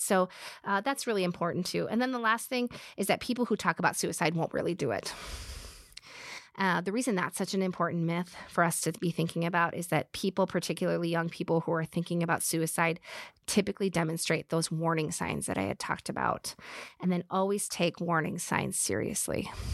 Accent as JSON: {"language": "English", "region": "Midwest", "country": "United States", "said": "we're from the Midwest"}